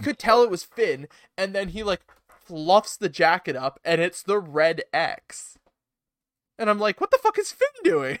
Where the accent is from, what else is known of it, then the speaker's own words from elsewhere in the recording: Canada; as a Canadian